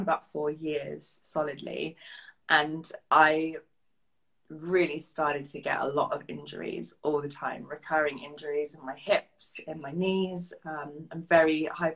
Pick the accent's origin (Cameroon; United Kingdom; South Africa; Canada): United Kingdom; England; moved away as an adult; now in Bavaria, Germany; I'm a bit more German than I am English at this stage